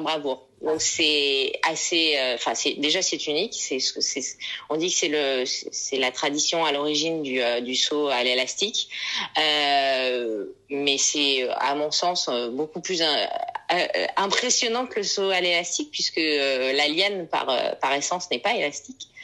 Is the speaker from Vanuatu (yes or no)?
yes; Vanuatu; notre euh, compagnie aérienne nationale Air Vanuatu